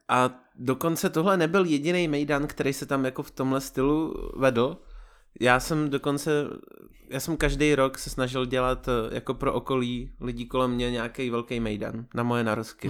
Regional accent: Vysočina Region, Czechia; moved away; Jsem z Vysočiny původem

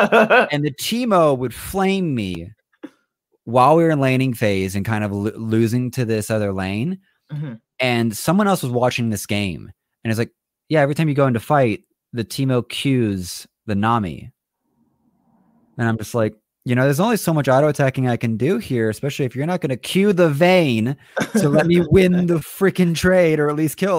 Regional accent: Orlando, Florida, United States; now in Salt Lake City, United States; I'm in Salt Lake, and I was from Orlando.

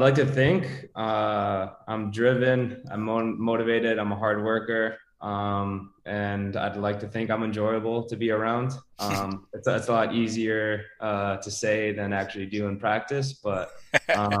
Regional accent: Grand Rapids, Michigan, United States; moved away as an adult; also born or lived in Winston-Salem, North Carolina / Houston, Texas / Oklahoma City, Oklahoma; born and raised in Grand Rapids, Michigan

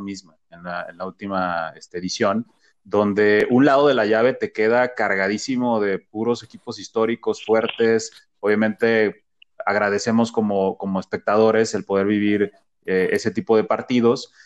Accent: Mexico; todos como mexicanos

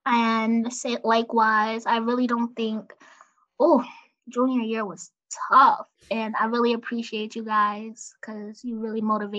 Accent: Paterson, New Jersey, United States; I'm from Paterson, New Jersey, class of 2020 SG. I go to Howard University.

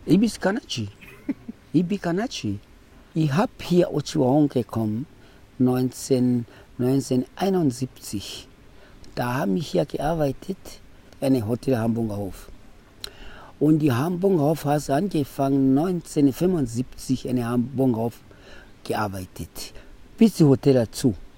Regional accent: Namibia; German is a second language; now in Otjiwarongo, Namibia; Ich bin aufgewachsen in Wambuland und Ganjera. Okay. Und haben da geboren und das da ausgewachsen

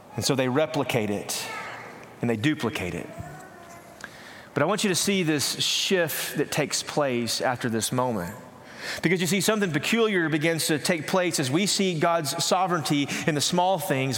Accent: East Texas, United States; I grew up in East Texas where we didn't have clear lakes

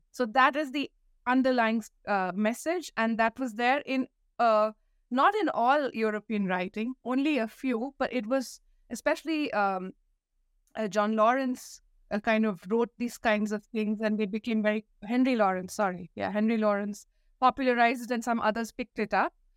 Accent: Delhi, India; I grew up in Delhi, in India

